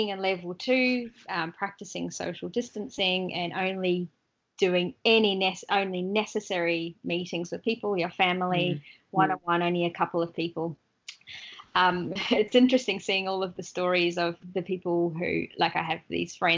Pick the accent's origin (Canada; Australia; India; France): Australia; we're kind of a bit out in the outback a little bit